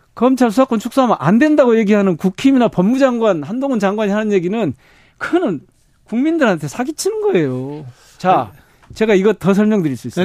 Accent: Gwangju, South Korea; 제가 광주 출신이고 광주 지역구고

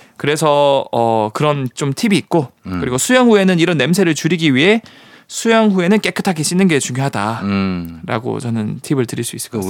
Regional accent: Busan, South Korea; moved away; 제 고향이 또 부산이기도 하고.

